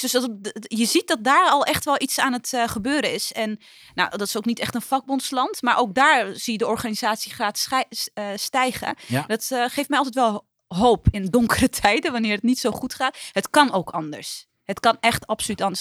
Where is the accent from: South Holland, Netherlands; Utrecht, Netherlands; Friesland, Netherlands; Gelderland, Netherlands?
Utrecht, Netherlands; ik ben opgegroeid in Lombok, dat is hartje, hartje Utrecht